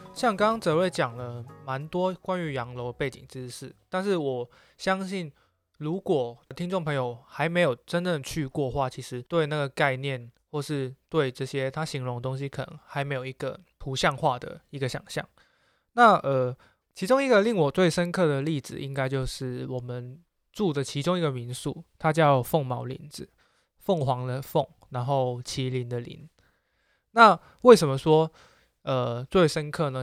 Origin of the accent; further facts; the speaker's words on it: Macau; moved away; 小时候在澳门，然后看香港的 T V B 嘛